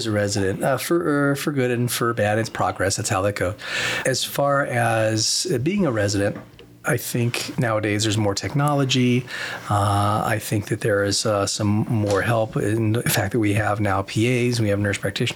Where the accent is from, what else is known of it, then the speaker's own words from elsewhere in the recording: Las Vegas, Nevada, United States; I came back to my hometown because I wanted to come back to the hometown, Las Vegas